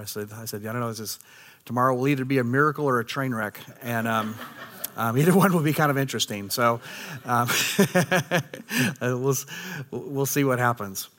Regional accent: United States; as American people

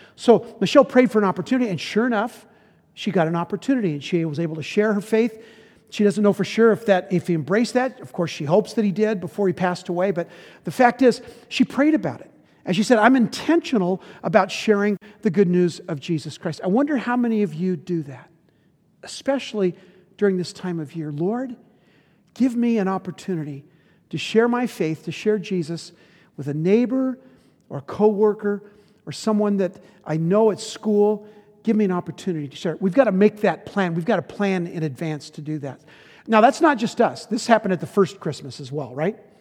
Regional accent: United States; we were raised in America in the fifties

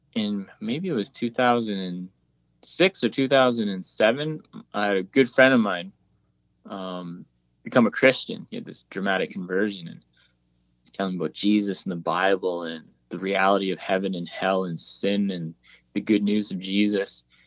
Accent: Whitehorse, Yukon, Canada; we're planted in the capital city, Whitehorse and uh, this is my hometown, born and raised

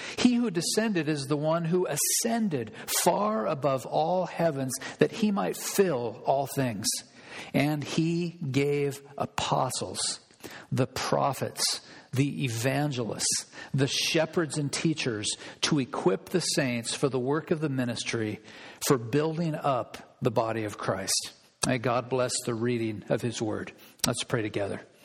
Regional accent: Olympia, Washington, United States; now in Whatcom County, United States; I grew up in Olympia

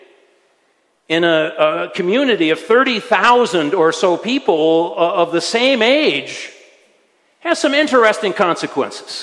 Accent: Michigan, United States; now in Switzerland; I served a church for a time in my home state of Michigan

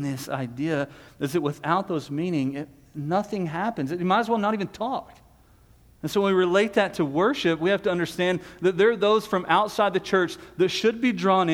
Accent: Texas, United States; we're Texan

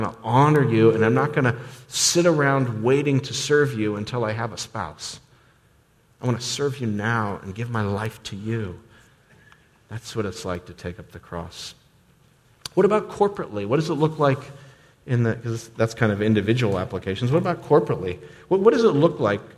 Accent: United States; us as American Christians

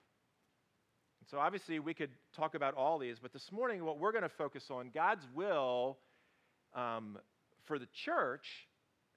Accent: United States; we in America

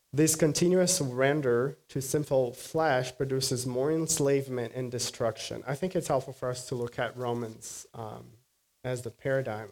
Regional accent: Brazil; moved away; afternoons in Brazil are hot. My hometown is very hot

